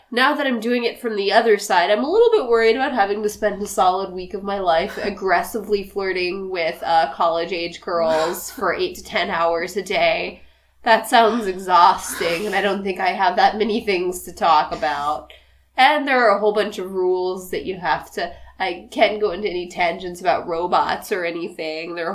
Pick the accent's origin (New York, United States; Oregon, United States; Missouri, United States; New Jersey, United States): Missouri, United States; I'm from the same place as you are. I'm from Missouri.